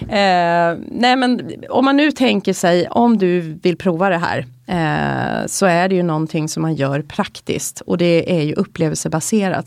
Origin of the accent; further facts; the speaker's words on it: Stockholm, Stockholm County, Sweden; vi är stockholmare